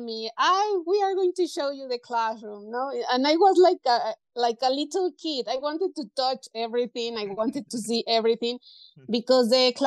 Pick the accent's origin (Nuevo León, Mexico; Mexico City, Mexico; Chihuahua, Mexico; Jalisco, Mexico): Mexico City, Mexico; English is a second language; also born or lived in England; I was born in Mexico City